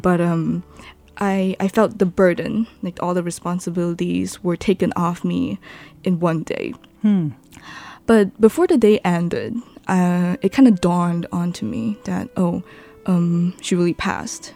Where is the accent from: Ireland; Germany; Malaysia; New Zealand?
Malaysia; Johor Bahru, Johor; moved away as an adult; now in Taiwan; I was born in Johor, mm-hmm. Johor Bahru